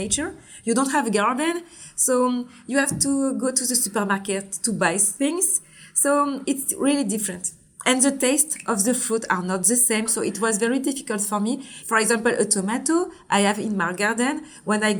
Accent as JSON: {"language": "English", "country": "Martinique", "tie": "born or raised there", "also_born_or_lived": "Djibouti / Paris, France", "accent": "French", "second_language": "English", "moved": "as an adult", "said": "I was born in Djibouti in East Africa. And then I grew up until my 8 years old. And I come back in Martinique. And also I grew up in all my teenager in Martinique"}